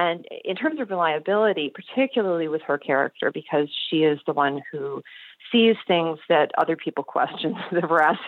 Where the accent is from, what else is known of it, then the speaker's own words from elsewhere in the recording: Michigan, United States; I grew up in Michigan